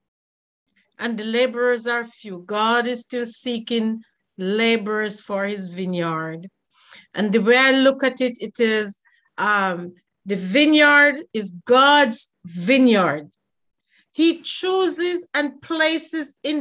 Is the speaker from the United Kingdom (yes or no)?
no; Jamaica; I'm from Jamaica